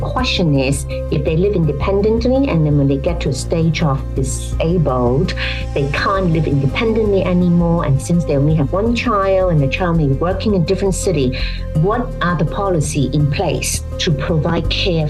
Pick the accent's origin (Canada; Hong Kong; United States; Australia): Hong Kong; If you think about Hong Kong, I mean, I come from Hong Kong.